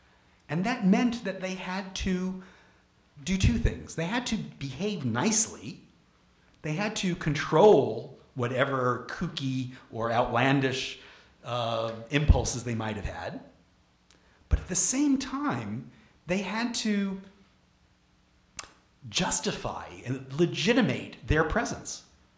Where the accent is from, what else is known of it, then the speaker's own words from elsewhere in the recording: Brooklyn, New York, United States; you know, I'm born and bred in Brooklyn. I grew up in Brooklyn. When I used to drive a cab in New York and people would find out I was from Brooklyn, they'd say, you don't sound like it.